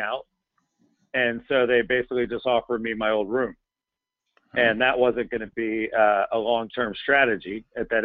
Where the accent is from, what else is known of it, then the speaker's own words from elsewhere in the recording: Polk County, Central Florida, United States; I was born and raised in Central Florida, Polk County